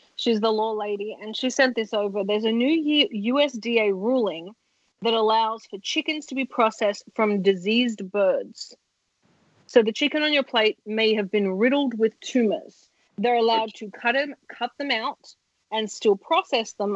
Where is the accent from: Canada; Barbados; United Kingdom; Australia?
Australia; I'm Australian.